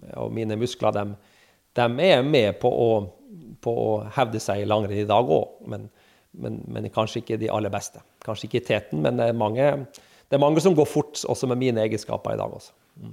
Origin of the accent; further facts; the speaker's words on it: Kirkenes, Finnmark, Norway; moved away; jeg er jo fra Kirkenes